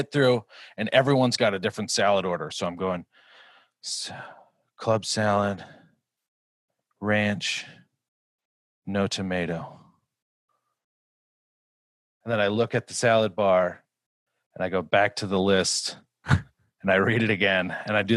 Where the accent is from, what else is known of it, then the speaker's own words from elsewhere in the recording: Glencoe, Minnesota, United States; I grew up in Glencoe, which is just about an hour south